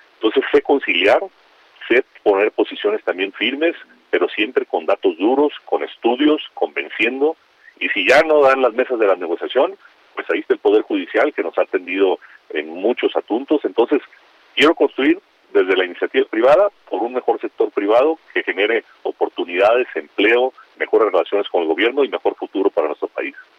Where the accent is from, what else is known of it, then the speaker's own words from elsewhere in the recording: Mexico; mi país